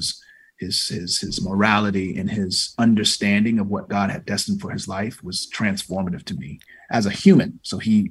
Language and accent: English; Norfolk, Virginia, United States; moved away; I'm from Norfolk, Virginia. I grew up in a household